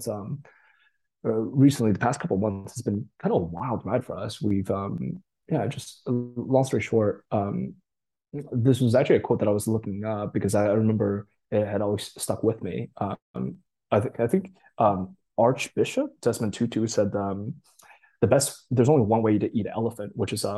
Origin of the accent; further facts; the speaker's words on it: Boston, Massachusetts, United States; English is a second language; also born or lived in Japan; I grew up East Coast around the Boston area